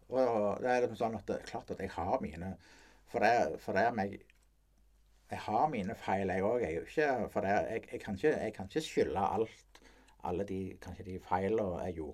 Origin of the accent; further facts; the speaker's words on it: Rogaland, Norway; jeg, vi er jo fra Rogaland. Ja. Sånn, eh, de, de vokste opp på Hommersåk.